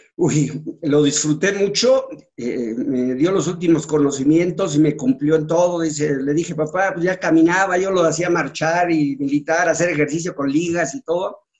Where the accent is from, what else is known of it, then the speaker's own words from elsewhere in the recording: Mexico City, Mexico; also born or lived in Acapulco, Guerrero / Ometepec, Guerrero; yo nací en la Ciudad de México. Entonces mi papá compró la casa que actualmente estás viendo aquí tu casa, y me vine a vivir con mi mamá porque yo estaba chico, entonces aquí me metieron desde tercero de primaria hasta la fecha